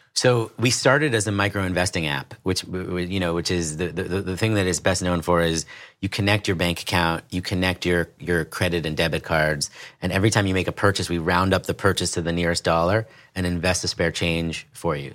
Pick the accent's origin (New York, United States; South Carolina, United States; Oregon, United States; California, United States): New York, United States; New York City; I grew up in the East Village in New York City